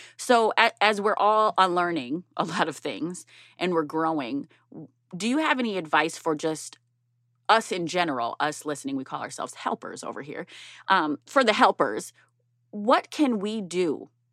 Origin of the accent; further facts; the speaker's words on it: Minneapolis, Minnesota, United States; North Minneapolis. That's my hometown